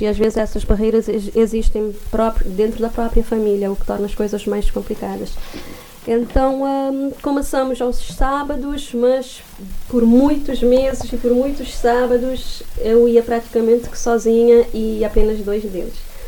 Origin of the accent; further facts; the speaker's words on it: Santo Antão Island, Cape Verde; moved away; eu sou da Ilha de Santo Antão